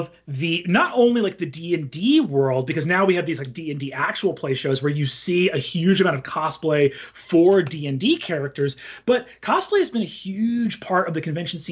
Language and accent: English; New York, United States; now in California, United States; I'm actually a New Yorker. So I was on the East Coast as well.